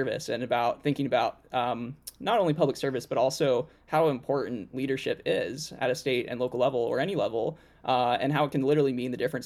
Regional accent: Norman, Oklahoma, United States; now in Washington, D.C., United States; I grew up in Norman, Oklahoma, had a wonderful childhood

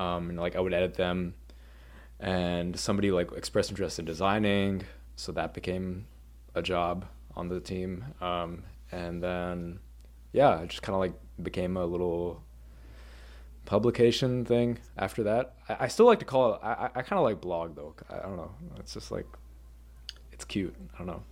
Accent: suburban Massachusetts, United States; I grew up in Mass, like, suburban Massachusetts

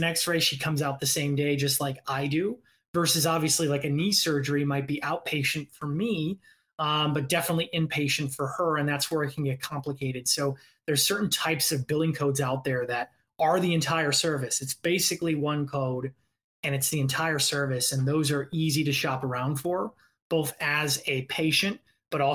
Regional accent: Indiana, United States; now in Los Angeles, United States; I'm originally from Indiana

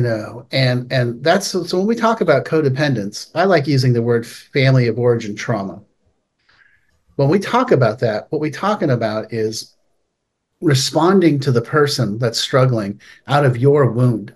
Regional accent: Palo Alto, California, United States; I grew up in Palo Alto, California, uh, which is this wonderful town

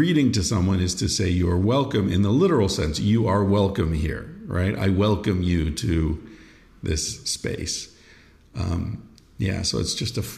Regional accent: United States; as an American being raised in the you're welcome, thank you, dialogue ping pong situation

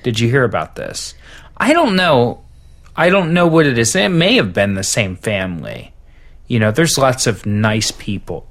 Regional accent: Cincinnati, Ohio, United States; I grew up on the east, the far, far east side of Cincinnati

